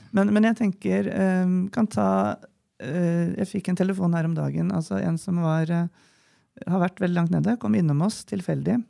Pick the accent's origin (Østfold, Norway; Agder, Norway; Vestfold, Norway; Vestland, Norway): Vestfold, Norway; Nøtterøy; moved away as an adult; now in Gjøvik, Norway; Jeg er jo da fra Nøtterøy